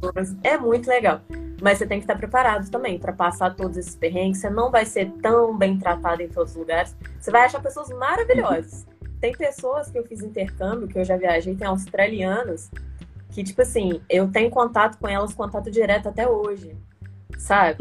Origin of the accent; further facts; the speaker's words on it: Juiz de Fora, Minas Gerais, Brazil; also born or lived in Santos Dumont, Minas Gerais; eu sou de Santos Dumont, mas eu vim morar muito novinha em Juiz Fora, porque para estudar no colégio militar, né? Então já tem uns 12 anos que eu tô em Juiz Fora